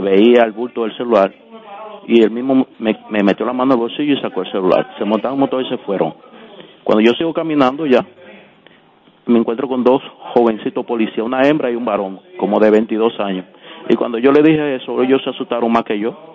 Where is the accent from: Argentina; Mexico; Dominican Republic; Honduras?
Dominican Republic; Santo Domingo, Distrito Nacional; also born or lived in Villa Mella; yo me crié en Cristo Rey, en la calle Luz y la Pablo Seto. Luego de ahí emigré